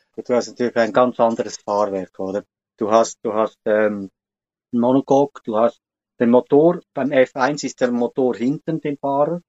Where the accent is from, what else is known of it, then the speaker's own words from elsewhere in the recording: Switzerland; bei uns in der Schweiz